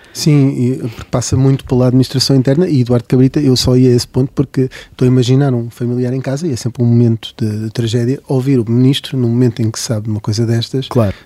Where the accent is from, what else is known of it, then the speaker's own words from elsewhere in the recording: Salvaterra de Magos, Santarém District, Portugal; eu de Terra de Magos, portanto há aqui uma maioria ribatejana